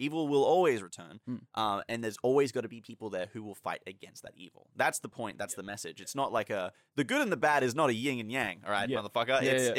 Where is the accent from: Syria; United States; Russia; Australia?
Australia; And again, we are Australian